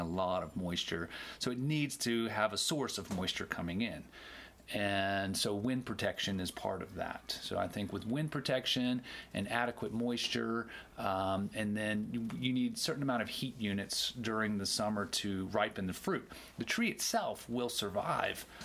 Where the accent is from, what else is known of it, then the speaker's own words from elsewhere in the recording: Maryland, United States; also born or lived in the tropics; I'm from Maryland in the mid-Atlantic, and it grows wild everywhere there